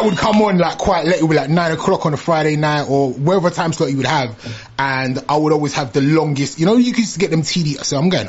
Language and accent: English; London, United Kingdom; also born or lived in Islington; I was born in East Dulwich Hospital